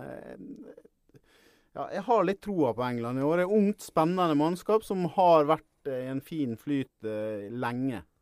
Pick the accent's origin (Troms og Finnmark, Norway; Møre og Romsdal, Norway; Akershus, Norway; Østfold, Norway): Møre og Romsdal, Norway; Ålesund; accent: Sunnmøre dialect; also born or lived in Årvoll, Oslo; now in Oslo, Norway; jeg kommer fra Ålesund.